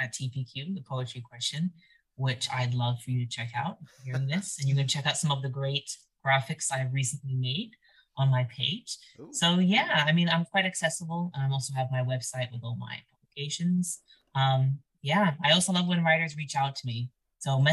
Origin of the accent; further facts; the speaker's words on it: Arizona, United States; moved away as an adult; I think I need to see my home state. I need to get back. I miss being in the Arizona air.